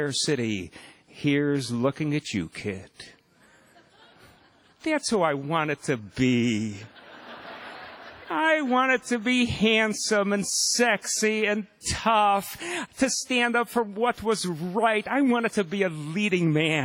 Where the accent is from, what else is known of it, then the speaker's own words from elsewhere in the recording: Evanston, Illinois, United States; my hometown of Evanston, Illinois